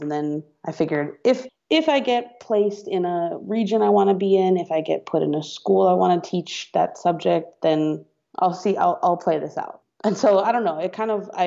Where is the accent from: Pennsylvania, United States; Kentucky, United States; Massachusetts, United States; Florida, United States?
Massachusetts, United States; outside of Boston; moved away as an adult; also born or lived in Oakland; I'm from outside of Boston. I went to school in Boston